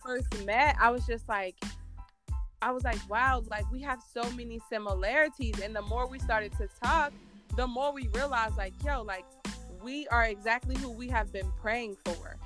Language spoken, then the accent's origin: English; Virginia, United States; I'm from Virginia